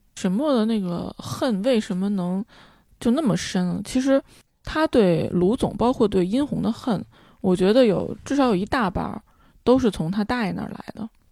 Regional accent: Beijing, China; 虽然我是在北京长大的，就是我小时候我家旁边儿，现在的万寿路那边儿是一片玉米地

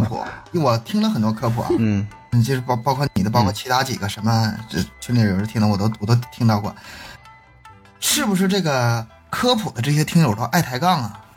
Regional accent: Northeast China, China; 因为我也是东北人， 我普通话也不好

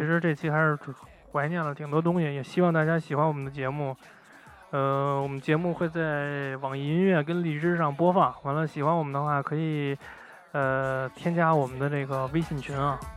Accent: Beijing, China; 我姥姥他们家以前就住三里屯儿嘛，完了之后那会儿就是每年夏天我妈都会带我去那儿，就是跟我姐一起捉蜻蜓啊

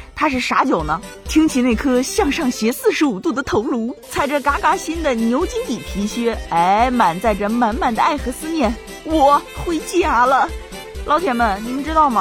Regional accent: China; 那种我们中国人特有的温度

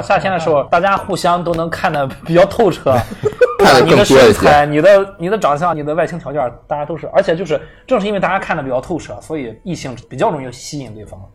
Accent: Qingdao, Shandong, China; 我是小时候一直在太平小八大关里边儿成长的

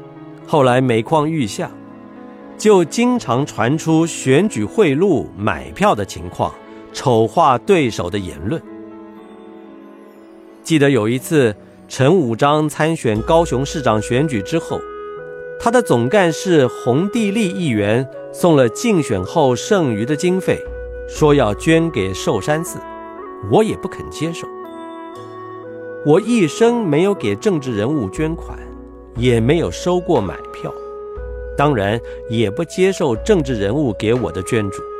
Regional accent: China; 我曾坦诚地说，我是中国人，因为我是哪里人是改不了的。但每当我说我是中国人，总有人批评我不对。那么我不是中国人，我是哪一国人呢？

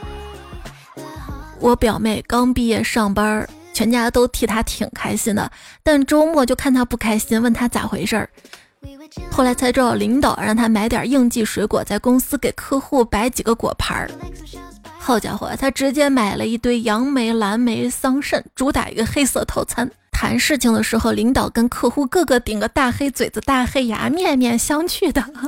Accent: Xi'an, Shaanxi, China; 我小时候在回民街，现在搬到了桥子口那条路

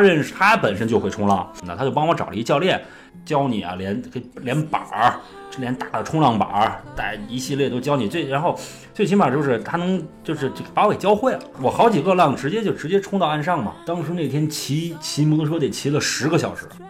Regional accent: China; 我说从中国来的

